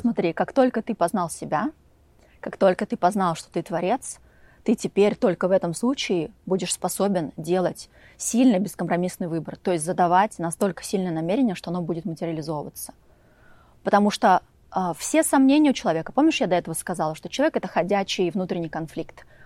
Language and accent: Russian; Volgograd, Volgograd Oblast, Russia; moved away as an adult; also born or lived in Upstate New York, United States; now in Montecito, United States; впервые я жила в Волгограде, я из Волгограда